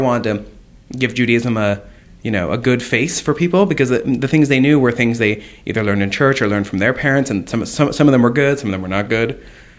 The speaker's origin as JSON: {"language": "English", "town": "Broken Arrow", "region": "Oklahoma", "country": "United States", "tie": "born or raised there", "moved": "as an adult", "lives_now": "Boston, United States", "said": "There were more Jews in Tulsa, Oklahoma, but I grew up in Broken Arrow, Oklahoma, which was a suburb of Tulsa."}